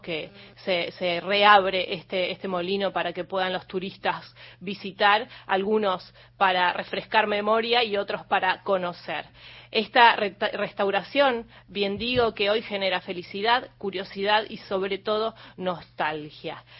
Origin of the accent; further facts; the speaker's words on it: Merlo, Buenos Aires Province, Argentina; en Libertad Merlo, justamente de donde yo vengo